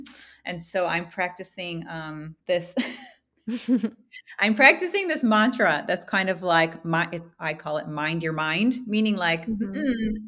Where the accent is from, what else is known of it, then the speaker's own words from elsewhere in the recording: Midwest, United States; You know, growing up in the Midwest in the 80s, like nutrition and organic, perhaps it was there, but I didn't see it, right? I didn't grow up with that.